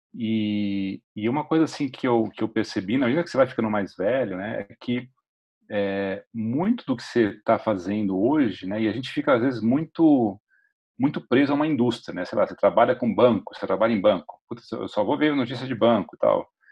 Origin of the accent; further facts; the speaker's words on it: São Paulo, Brazil; moved away as an adult; also born or lived in United States / San Francisco / Uberlândia; sou paulistano. Eu moro em São Paulo hoje, mas assim, eu morei 13 anos no, nos Estados Unidos